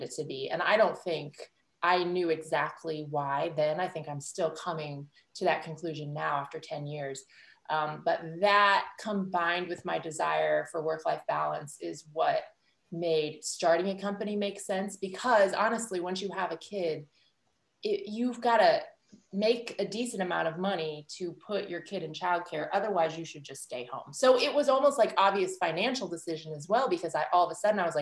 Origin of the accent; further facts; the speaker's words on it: Illinois, United States; moved away as an adult; also born or lived in New York; I grew up in Illinois